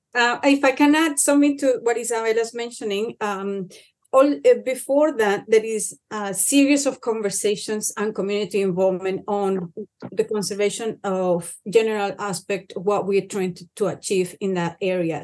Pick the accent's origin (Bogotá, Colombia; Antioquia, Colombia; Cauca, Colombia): Cauca, Colombia; where I come from. I come from Colombia, Cauca, um, in a very small village